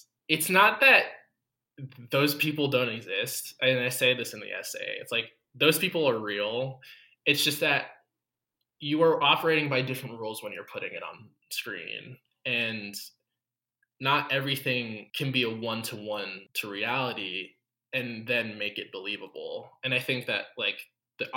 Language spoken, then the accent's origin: English; United States; as an American